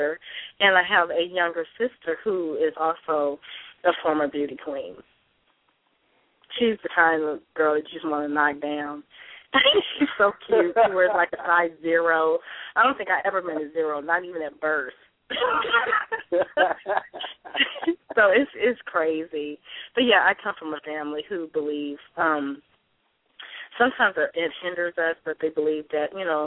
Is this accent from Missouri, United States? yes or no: yes; St. Louis, Missouri, United States; also born or lived in Chicago, Illinois; now in Dallas, United States; I was born in East St. Louis, and I was raised between St. Louis and Chicago